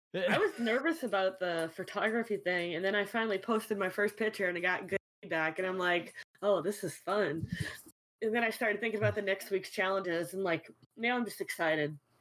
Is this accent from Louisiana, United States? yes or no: yes; New Orleans, Louisiana, United States; I'm from New Orleans